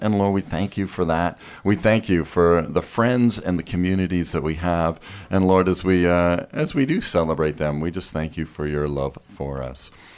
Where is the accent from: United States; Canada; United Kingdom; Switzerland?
Canada; being Canadian, we experience so many blessings